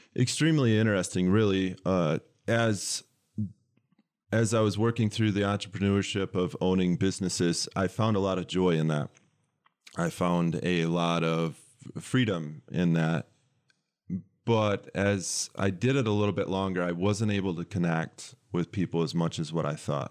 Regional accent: West Michigan, United States; moved away as an adult; now in Lansing, United States; I grew up in West Michigan

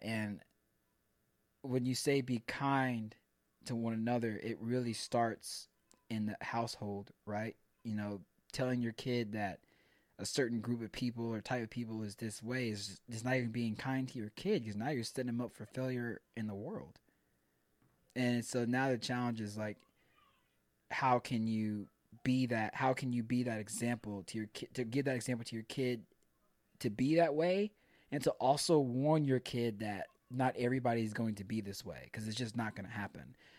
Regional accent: Pearland, Texas, United States; I grew up, I grew up in Pearland.

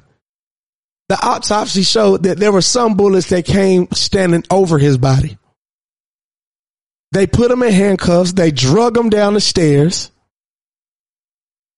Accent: Monroe, Georgia, United States; now in Atlanta, United States; I'm from Monroe, Georgia, born and raised

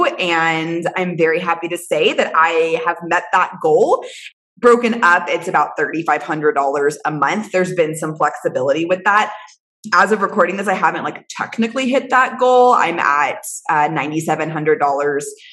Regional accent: Houston, Texas, United States; I'm from Houston.

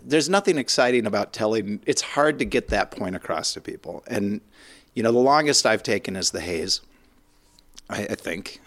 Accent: Minnesota, United States; being so Minnesotan

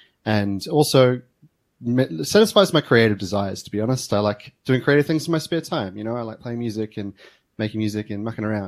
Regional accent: New Zealand; now in Melbourne, Australia; eventually I moved to Australia from New Zealand and started working as a security engineer here in Melbourne.

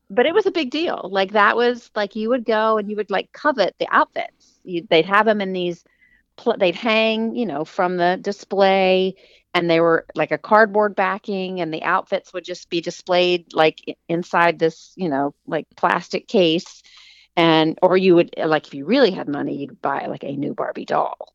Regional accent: Huntington, West Virginia, United States; I grew up in the Enslow Park neighborhood, and when I was old enough, I could walk to Heck's

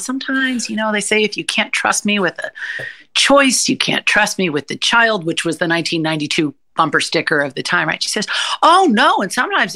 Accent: California, United States; born or raised there

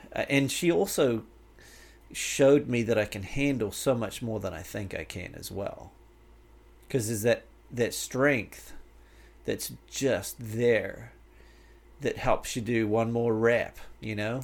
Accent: Canterbury, New Zealand; moved away as an adult; now in United States; my life growing up in New Zealand, it was it was fantastic

